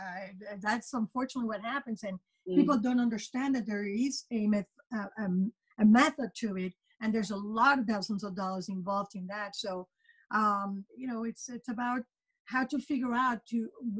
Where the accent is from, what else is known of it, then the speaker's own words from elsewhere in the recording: Puerto Rico; moved away as an adult; also born or lived in New York; now in United States; I was born and raised in Puerto Rico, and I did my undergraduate studies in marketing